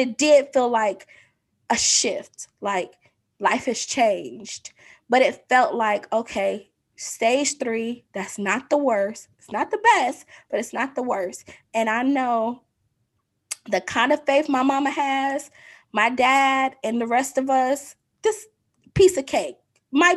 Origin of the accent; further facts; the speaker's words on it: Detroit, Michigan, United States; moved away as an adult; also born or lived in North Carolina / Virginia; now in Atlanta, United States; I was born in North Carolina, but I grew up in Detroit, went to school in Virginia